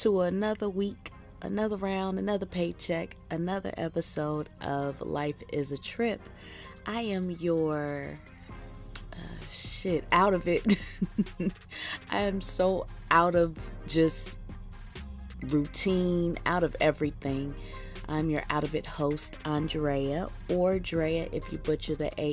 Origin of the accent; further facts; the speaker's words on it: Philadelphia, Pennsylvania, United States; now in Houston, United States; I'm from Philly